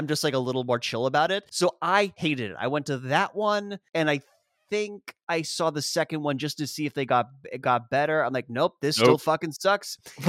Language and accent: English; United States; accent: American; being like the American kid because I like never really lost my accent.